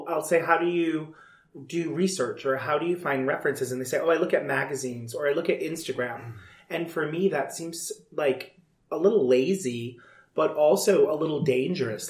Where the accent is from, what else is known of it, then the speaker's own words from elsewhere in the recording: Rhode Island, United States; moved away; also born or lived in New York City; I grew up in Rhode Island